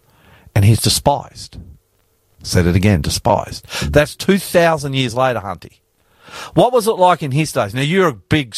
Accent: Queensland, Australia; now in Sydney, Australia; I'm a Queenslander. I grew up in Queensland

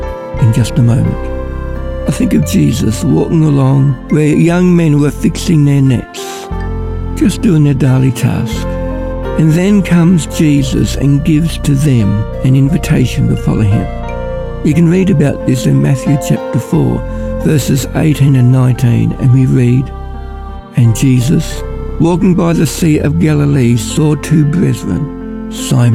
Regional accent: Ballarat, Victoria, Australia; I'm from Ballarat

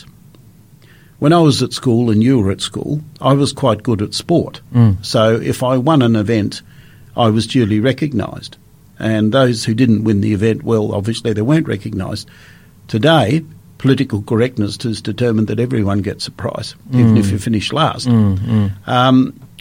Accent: Australia; I was born and bred in Australia

